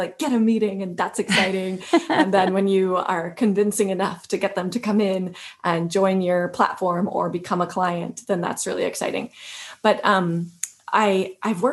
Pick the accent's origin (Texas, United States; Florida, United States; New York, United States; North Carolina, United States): Texas, United States; South; moved away; I'm from South Texas originally, and you know, we loved going to like the taco stand across the street from school for breakfast. And it's just sort of a majority Hispanic or Mexican American community that I grew up